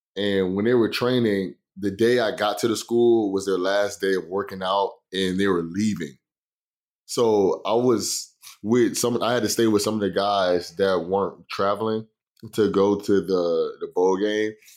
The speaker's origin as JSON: {"language": "English", "region": "Florida", "country": "United States", "moved": "as an adult", "said": "I'm from Florida"}